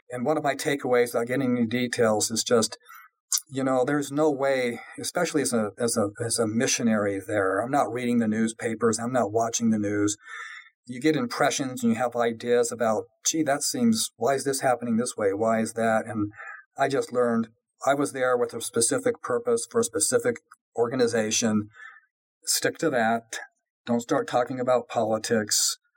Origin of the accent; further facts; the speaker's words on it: Colorado, United States; also born or lived in California; I was born in California, really grew up in Colorado